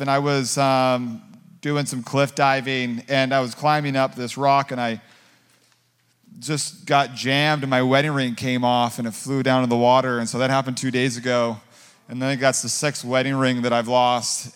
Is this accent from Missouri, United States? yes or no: no; Southern California, United States; I grew up in Southern California